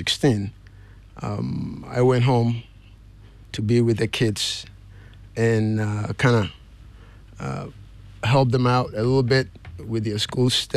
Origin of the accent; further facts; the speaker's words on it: Kumasi, Ashanti, Ghana; moved away as an adult; also born or lived in Accra, Ghana / United States (DMV area); I was born and raised in Kumasi, but I also did some primary education in Accra. I did class 4, 5, and 6 at Garrison Primary.